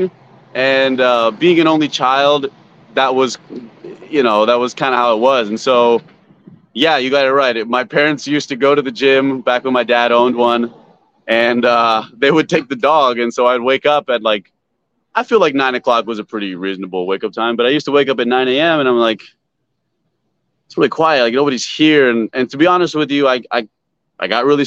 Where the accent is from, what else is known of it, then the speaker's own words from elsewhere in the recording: Concord, California, United States; now in Los Angeles, United States; Where I grew up in Concord, California is right outside of Santa Cruz.